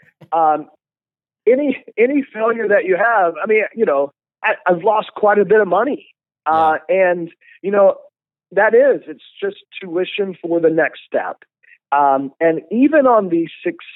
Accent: Lexington, Kentucky, United States; moved away; also born or lived in Dallas, Texas; I was born and raised in Lexington, Kentucky

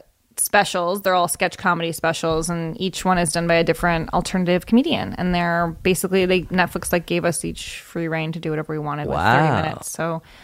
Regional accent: Evanston, Illinois, United States; also born or lived in Chicago, Illinois; I was born in Chicago and raised in Evanston, Illinois, where Northwestern University is.

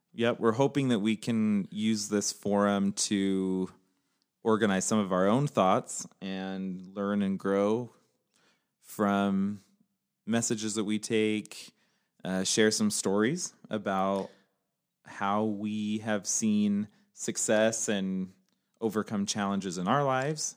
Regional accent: Utah, United States; also born or lived in Northern California / Pennsylvania / North Salt Lake, Utah; I'm from Utah. I also lived in Northern California, where I actually met Amanda. I've lived in Pennsylvania also

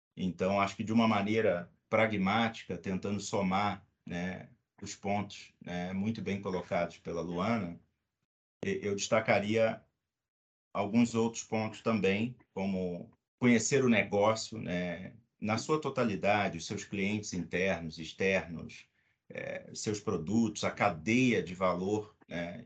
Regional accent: Rio de Janeiro, Brazil; now in São Paulo, Brazil; sou carioca

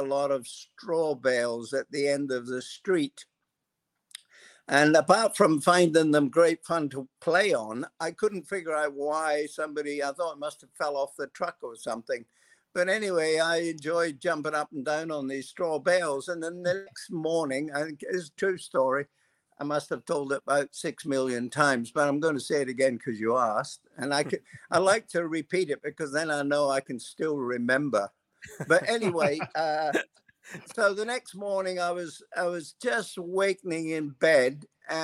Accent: Scotland, United Kingdom; moved away as an adult; also born or lived in Perth, Australia; My family, after the war, when things were really pretty tough in Scotland, my father and a neighbor and his family and our family decided they'd take the challenge to emigrate to Australia

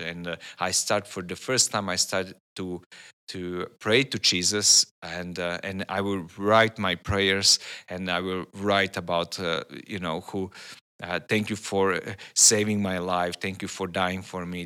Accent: Serbia; I'm from Serbia.

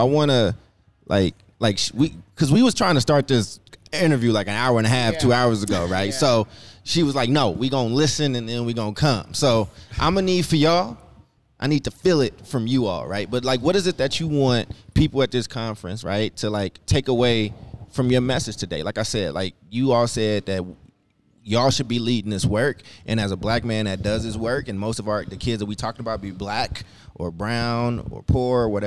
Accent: Oakland, California, United States; also born or lived in Chicago, Illinois / Paducah, Kentucky; I was born in Chicago. I grew up in between Chicago and Kentucky. I've been in Oakland since I was 10 years old.

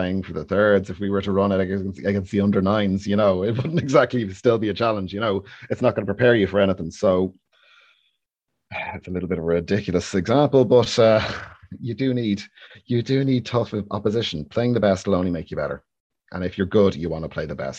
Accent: Ireland; It's my natural state of being, definitely. Worry and guilt, those two. Nailed on.

